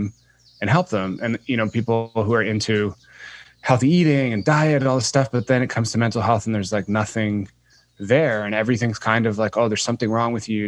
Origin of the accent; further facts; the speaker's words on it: Guelph, Ontario, Canada; I grew up in a small city outside of Toronto called Guelph.